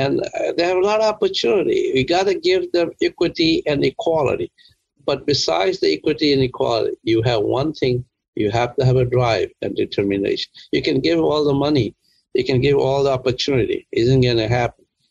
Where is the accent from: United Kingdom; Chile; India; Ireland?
India; moved away as an adult; also born or lived in Worcester, Massachusetts; now in United States; I grew up in India